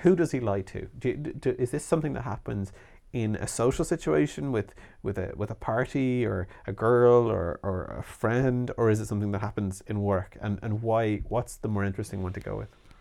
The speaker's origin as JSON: {"language": "English", "country": "Ireland", "said": "as we say in Ireland"}